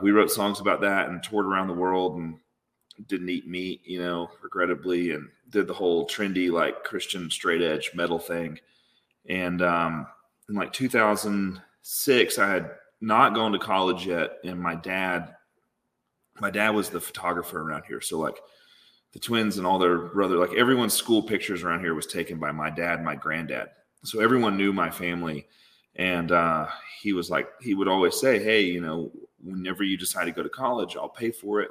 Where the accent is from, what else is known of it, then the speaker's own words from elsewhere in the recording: Tupelo, Mississippi, United States; I grew up in Tupelo, Mississippi